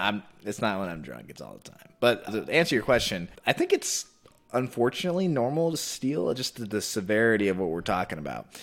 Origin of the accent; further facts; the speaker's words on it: Texas, United States; also born or lived in New Jersey; I born and raised in Texas. Lived in New Jersey last year. Now I'm back here.